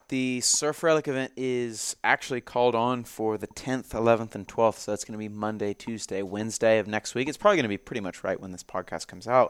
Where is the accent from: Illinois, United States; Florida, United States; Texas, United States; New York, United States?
Florida, United States; Jacksonville; moved away; my hometown of Jacksonville, Florida